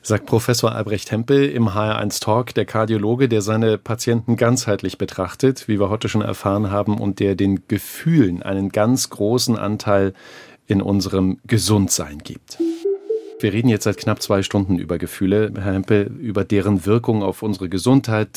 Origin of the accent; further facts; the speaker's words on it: Germany; wir Deutsche